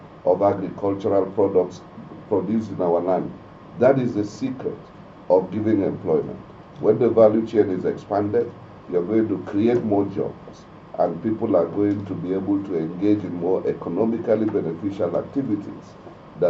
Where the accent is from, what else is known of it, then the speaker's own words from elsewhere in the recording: Mangu, Plateau, Nigeria; I come from the potato belt. I'm from Mangu, so I've been farming potatoes all my life.